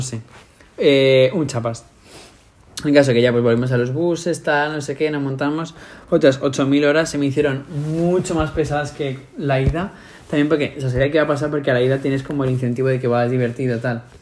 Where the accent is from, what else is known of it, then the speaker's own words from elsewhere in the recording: Madrid, Community of Madrid, Spain; accent: Madrid; somos de España